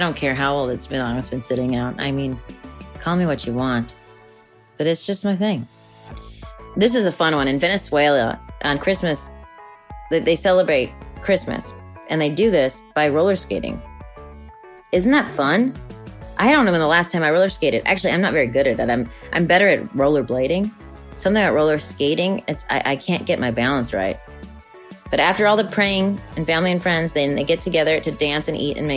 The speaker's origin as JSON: {"language": "English", "town": "Chicago", "region": "Illinois", "country": "United States", "tie": "born or raised there", "moved": "yes", "said": "I grew up in Chicago, so I grew up with snow"}